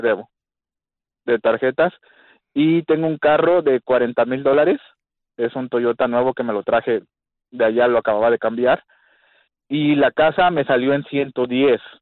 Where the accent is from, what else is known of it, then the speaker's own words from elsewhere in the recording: California, United States; moved away as an adult; now in Fort Smith, United States; Soy de California.